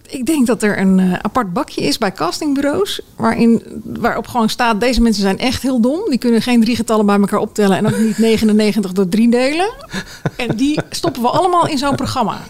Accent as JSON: {"language": "Dutch", "country": "Netherlands", "said": "wij Nederlanders"}